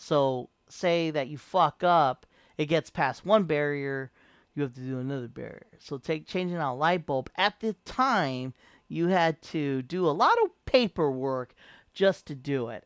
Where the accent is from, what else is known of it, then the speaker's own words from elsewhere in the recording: San Diego, California, United States; moved away as an adult; I came from San Diego